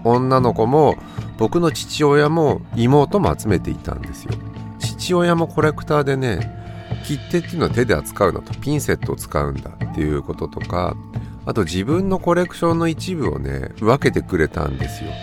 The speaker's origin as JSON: {"language": "Japanese", "town": "Kanazawa", "region": "Ishikawa", "country": "Japan", "tie": "born or raised there", "said": "僕金沢出身なので"}